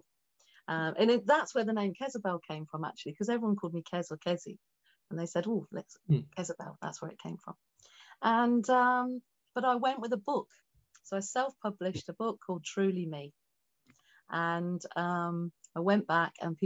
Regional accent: England, United Kingdom; also born or lived in Tripoli, Libya; I was born in Tripoli in Libya. And when we came back to England

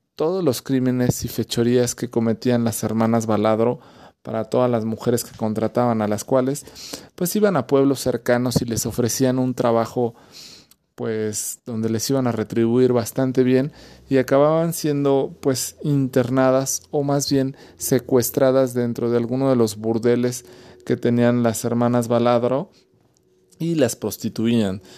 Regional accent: Mexico; los que somos mexicanos

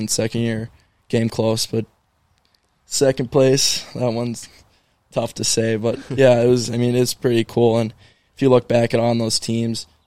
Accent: Woodbury, Minnesota, United States; I grew up playing hockey in Woodbury, great spot for young kids.

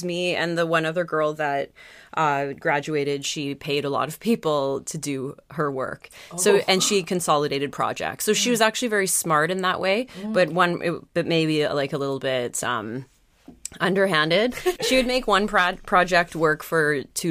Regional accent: Calgary, Alberta, Canada; now in New York, United States; So I grew up in Calgary and I went to BC quite a lot.

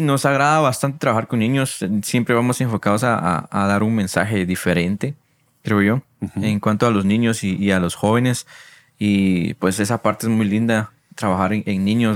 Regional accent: San Marcos, Guatemala; moved away as an adult; now in Guatemala City, Guatemala; Porque yo soy de San Marcos. Yo nací allá, estuve estudiando hasta el diversificado en San Marcos y por la universidad fue que me mudé aquí a Guatemala.

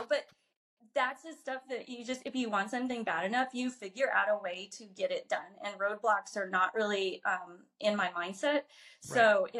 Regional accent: southern Illinois, United States; born or raised there

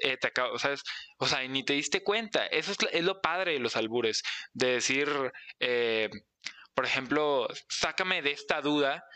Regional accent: Mexico; soy mexicano

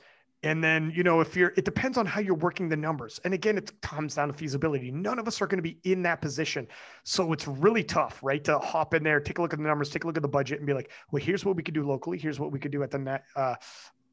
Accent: Canada; as a Canadian lifting in WADA

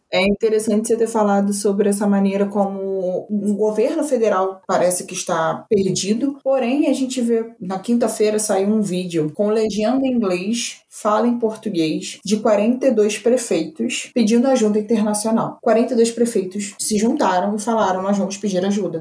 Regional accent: Brazil; E eu estou falando isso sendo brasileiro

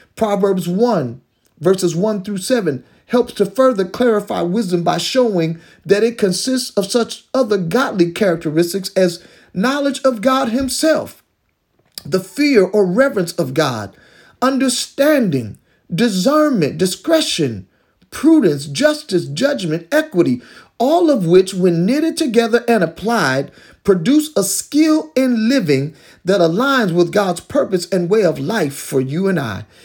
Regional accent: Detroit, Michigan, United States; I was growing up in the Detroit public school system back in the early sixties

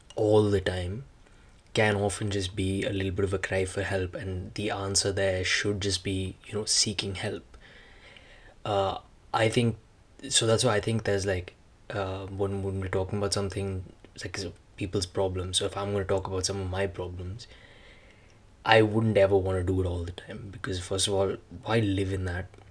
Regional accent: India; now in Canada; being Indian

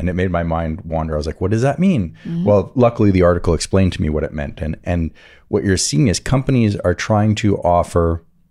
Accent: Montreal, Quebec, Canada; I grew up in Montreal

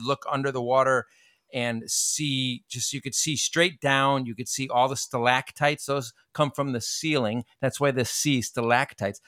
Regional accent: United States; we're American.

